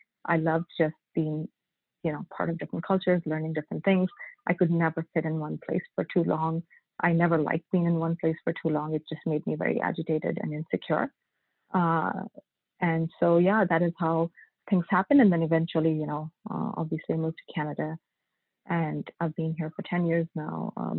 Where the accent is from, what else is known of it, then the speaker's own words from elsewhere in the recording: India; Yeah, I grew up in India and grew up mostly with my maternal family, so I grew up with my grandparents and my uncle